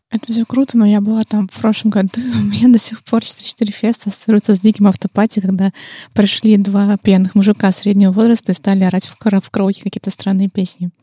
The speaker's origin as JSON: {"language": "Russian", "region": "Saint Petersburg", "country": "Russia", "said": "мы же из Питера"}